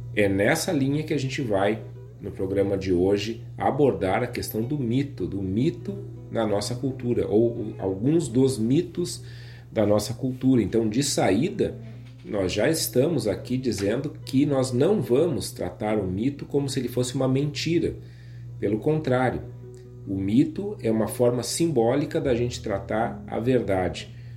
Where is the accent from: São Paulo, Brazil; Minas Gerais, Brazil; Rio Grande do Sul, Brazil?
Rio Grande do Sul, Brazil; nossa maneira de nos entendermos como gaúchos aqui do sul do Brasil